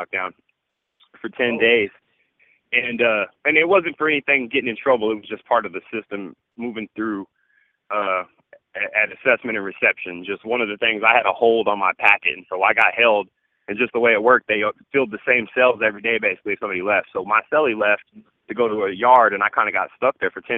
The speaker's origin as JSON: {"language": "English", "town": "Lawton", "region": "Oklahoma", "country": "United States", "tie": "born or raised there", "said": "I was born on an Army base here in Oklahoma at Reynolds Army Hospital, Fort Sill, Oklahoma. I live in Lawton. I'm from Lawton"}